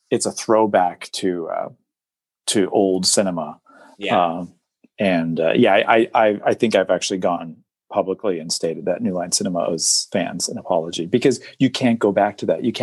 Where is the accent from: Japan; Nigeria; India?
Japan; when I was growing up in {S0} Japan, {S1} and I was watching these films, when I saw Richard, I'm like, I see someone like me.